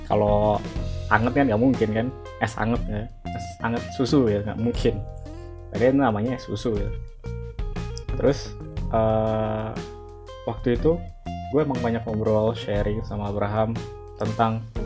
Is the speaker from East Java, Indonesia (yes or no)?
yes; East Java, Indonesia; born there; now in Jabodetabek, Indonesia; gue lahir di Jawa Timur dan sekarang gue domisilinya di Jabodetabek kerja di salah satu startup di Jakarta